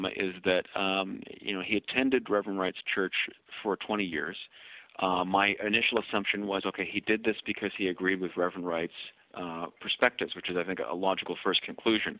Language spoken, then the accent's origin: English; Canada; as a Kenyan-Canadian